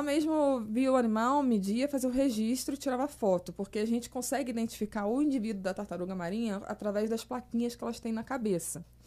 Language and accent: Portuguese; Petrópolis, Rio de Janeiro, Brazil; moved away as an adult; also born or lived in Niterói; Eu sou de Petrópolis, né? Eu sou da Serra